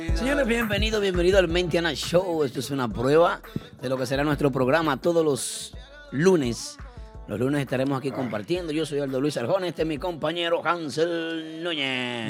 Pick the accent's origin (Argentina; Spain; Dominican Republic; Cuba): Dominican Republic; nosotros como dominicanos